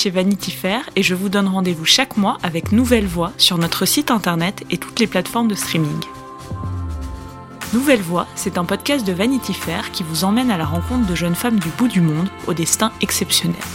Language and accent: French; Tanzania; en grandissant dans un pays comme la Tanzanie